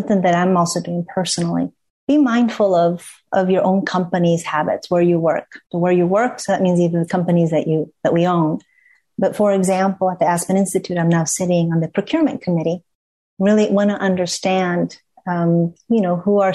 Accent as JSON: {"language": "English", "country": "Ecuador", "said": "being in Ecuador, which is my home country"}